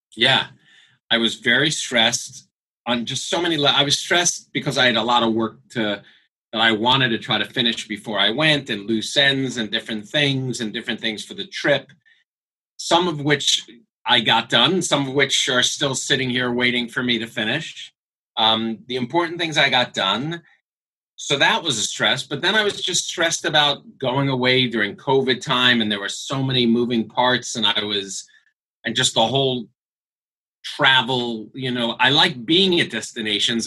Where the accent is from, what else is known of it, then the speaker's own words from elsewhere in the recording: United States; we said, America